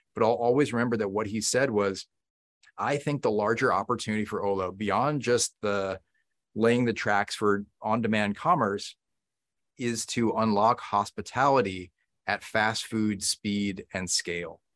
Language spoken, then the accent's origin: English; Newton, Massachusetts, United States; where I grew up in Newton, Massachusetts